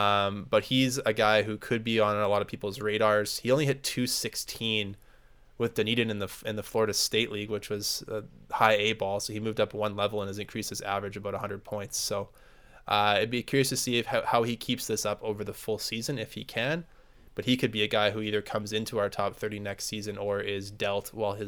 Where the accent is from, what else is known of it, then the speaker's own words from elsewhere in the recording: Saskatchewan, Canada; which is about 2 hours away from where I grew up in Western Saskatchewan.